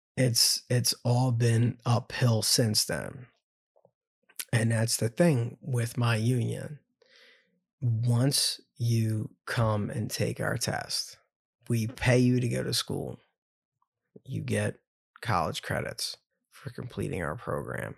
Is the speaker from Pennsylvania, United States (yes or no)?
yes; Ambler, Pennsylvania, United States; Love growing up in Ambler. I love knowing that I came from Wissahickon